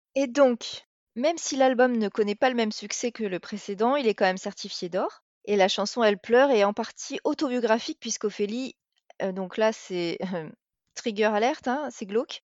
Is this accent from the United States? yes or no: no; France; en tant que Française